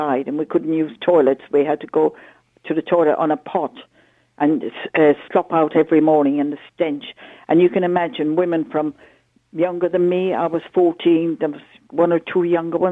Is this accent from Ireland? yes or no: yes; Ireland; me as an Irish citizen